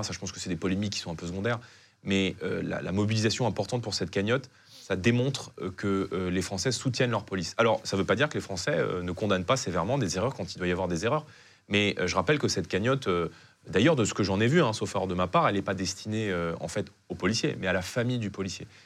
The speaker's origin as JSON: {"language": "French", "town": "Saint-Denis", "region": "Île-de-France", "country": "France", "tie": "born or raised there", "said": "J'ai grandi donc à Saint-Denis, dans une cité HLM"}